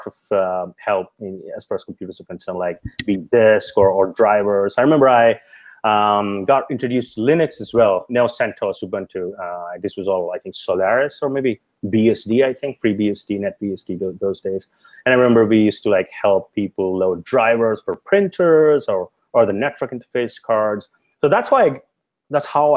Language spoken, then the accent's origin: English; India; moved away as an adult; I grew up in India